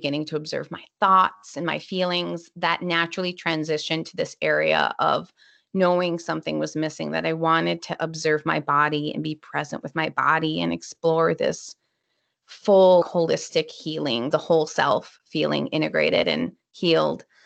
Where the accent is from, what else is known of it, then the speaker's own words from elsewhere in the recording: Minnesota, United States; I'm from Minnesota, so it's usually kind of cold.